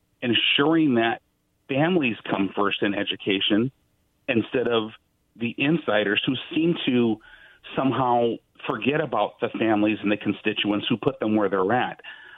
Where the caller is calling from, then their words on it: Richland, Washington, United States; Hi, good afternoon, gentlemen. … from Richland, Washington.